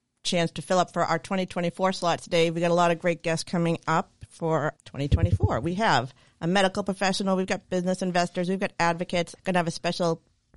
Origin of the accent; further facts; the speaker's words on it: Sharon, Massachusetts, United States; my hometown of Sharon, Massachusetts